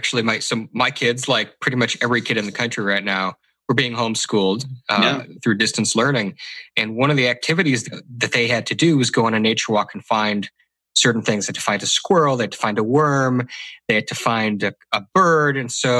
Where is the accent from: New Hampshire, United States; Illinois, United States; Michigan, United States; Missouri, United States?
Michigan, United States; Detroit; now in Atlanta, United States; I live in Atlanta now, but I grew up in Detroit.